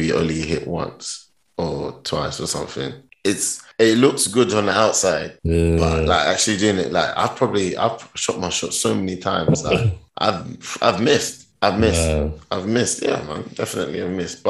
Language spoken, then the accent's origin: English; London, United Kingdom; moved away as an adult; also born or lived in Ghana; now in Stuttgart, Germany; London, born from Ghana. I always say that London, born but from Ghana.